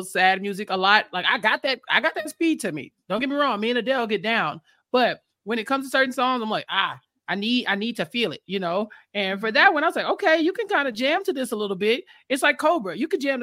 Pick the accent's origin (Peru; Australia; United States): United States; Houston, Texas; I'm from Houston. She went to the same college I went